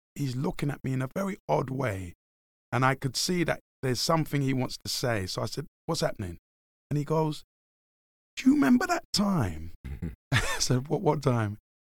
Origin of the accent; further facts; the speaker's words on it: London, United Kingdom; I grew up in Hackney, in the darkest, deepest parts of Hackney.